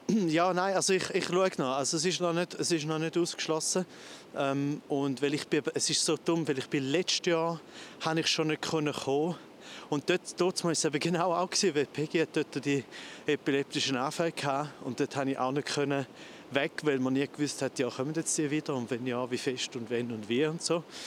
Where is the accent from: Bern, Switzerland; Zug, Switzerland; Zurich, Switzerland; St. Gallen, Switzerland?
St. Gallen, Switzerland; Goldach; Rorschach, das ist direkt neben mir, wo ich aufgewachsen bin. Ich bin ja zu Goldach